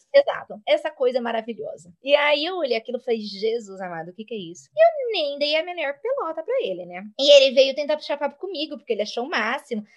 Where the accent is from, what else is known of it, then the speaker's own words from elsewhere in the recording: São José do Rio Preto, São Paulo, Brazil; moved away as an adult; also born or lived in Fort Worth, Texas / Round Rock, Texas; now in United States; Eu saí de Rio Preto, né? Eu fui para Fort Worth, que é, fica pertinho de Dallas.